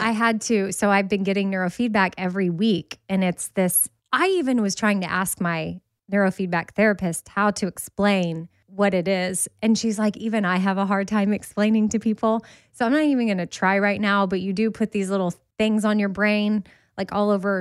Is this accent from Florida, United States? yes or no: no; Texas, United States; I'm from Texas